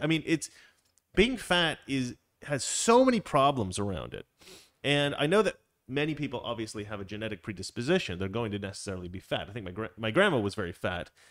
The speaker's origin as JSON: {"language": "English", "region": "Oregon", "country": "United States", "tie": "born or raised there", "said": "I grew up in Oregon"}